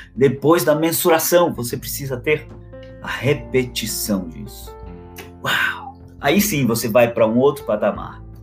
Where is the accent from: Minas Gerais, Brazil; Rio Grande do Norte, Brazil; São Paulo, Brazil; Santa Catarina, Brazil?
Santa Catarina, Brazil; Florianópolis; now in Balneário Camboriú, Brazil; Eu sou natural de Florianópolis, tá? Sou natural de Florianópolis